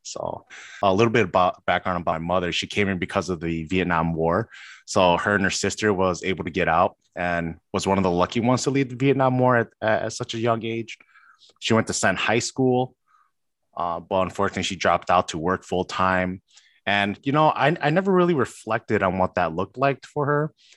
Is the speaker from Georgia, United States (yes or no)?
no; Chicago, Illinois, United States; born and raised in Chicago